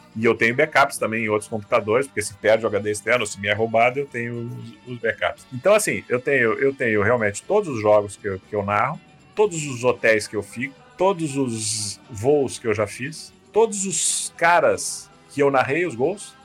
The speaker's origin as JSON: {"language": "Portuguese", "town": "Rio Grande", "region": "Rio Grande do Sul", "country": "Brazil", "tie": "born or raised there", "said": "sou natural de Rio Grande"}